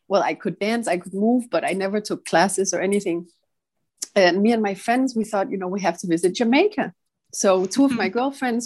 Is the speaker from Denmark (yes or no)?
yes; Copenhagen, Capital Region of Denmark, Denmark; I'm from Copenhagen, and I live in the center of the city. I always have. I'm half Italian. My dad is Italian and my mother is Danish. I've lived here my whole life